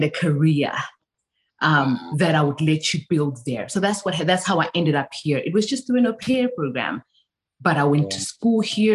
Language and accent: English; South Africa; moved away as an adult; now in United States; I was born and raised in South Africa for 19 years of my life.